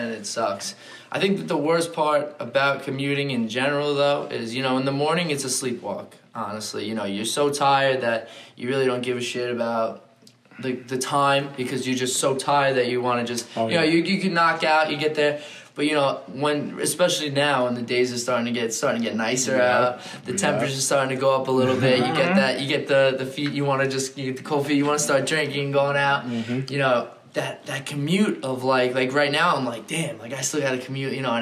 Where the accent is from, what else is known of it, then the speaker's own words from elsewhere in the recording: Bethpage, New York, United States; I'm from Long Island, right? So Beth Page